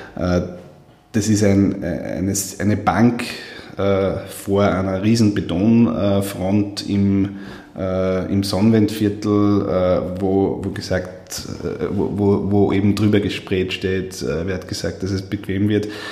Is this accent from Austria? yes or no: yes; Steyr, Upper Austria, Austria; am Markt in Steyr, wo ich herkomme